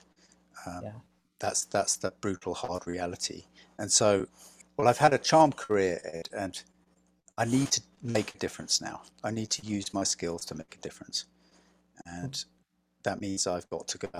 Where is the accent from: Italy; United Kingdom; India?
United Kingdom; England; moved away as an adult; now in Vermont, United States; I'm English